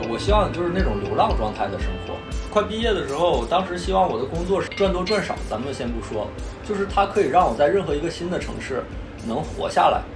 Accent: Northeast China, China; moved away; 我是东北人嘛，所以东北的地方我觉得我以后肯定都会去的

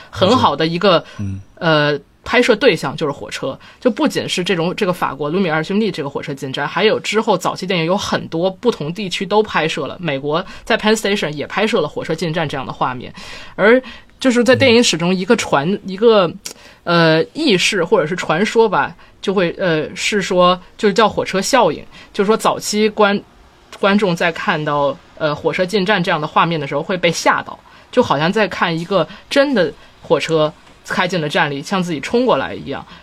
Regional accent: Tianjin, China; 我小的时候有，住在亲戚家，然后当时我在，我是天津人嘛，嗯。然后当时他住在，就是离天津北站比较近的地方

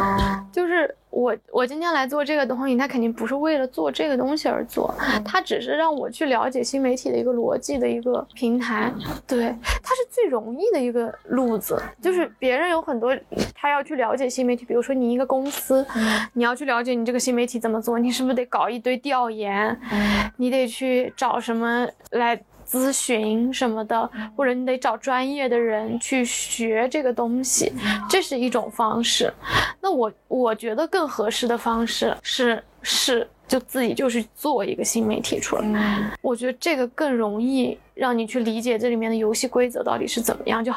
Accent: Hangzhou, Zhejiang, China; 杭州的。

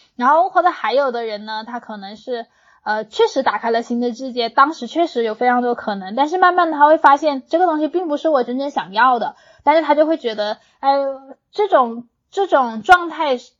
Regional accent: Hunan, China; 因为我在湖南长大的，我身边的那些小姐妹，湖南女孩子的地位还挺高的

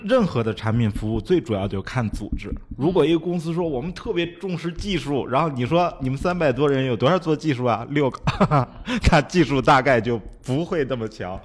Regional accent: China; 我们中国人

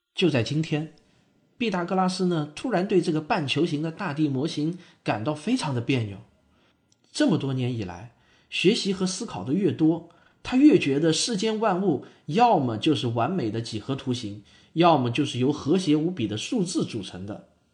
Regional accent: China; 我们中国人

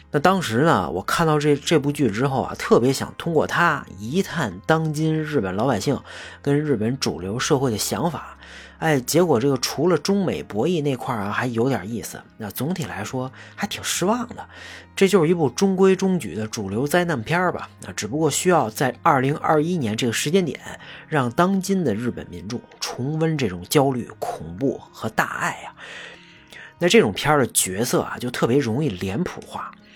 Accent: China; 但作为一个中国人啊，真的觉得很奇怪啊

